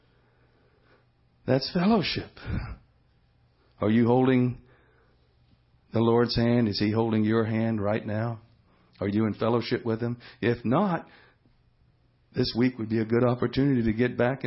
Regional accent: Houston, Texas, United States; I grew up in Houston

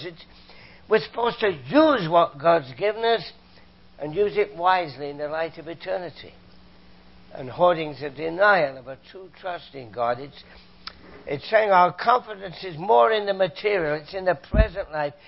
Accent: United Kingdom; now in Canada; I'm a Canadian, came from Britain, as you can tell from my accent

